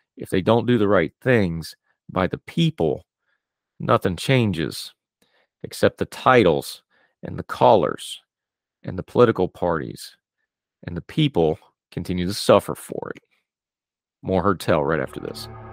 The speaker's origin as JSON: {"language": "English", "region": "West Virginia", "country": "United States", "tie": "born or raised there", "said": "I'm from West Virginia. I'm, I'm proud to be from West Virginia. I love the state of West Virginia, but my beloved home state has problems"}